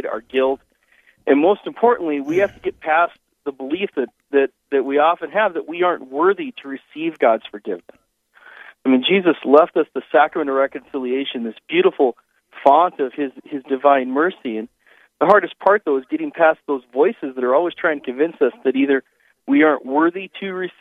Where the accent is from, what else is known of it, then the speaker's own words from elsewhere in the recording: Missoula, Montana, United States; now in Sioux Falls, United States; I grew up in Missoula, Montana, up in the mountains.